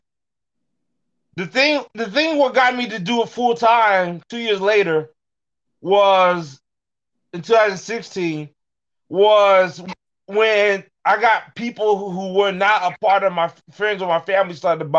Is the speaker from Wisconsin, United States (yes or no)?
no; suburban Detroit, Michigan, United States; also born or lived in Alamogordo, New Mexico; I moved to Michigan, suburban Detroit, Michigan, Metro Detroit, when I was 9 years old. I haven't left since